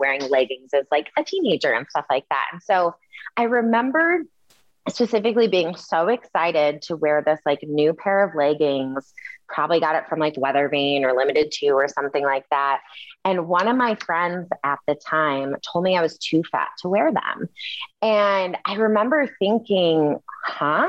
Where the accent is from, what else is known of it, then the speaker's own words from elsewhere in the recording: Kalamazoo, Michigan, United States; I am from Kalamazoo, Michigan, grew up in a pretty diverse city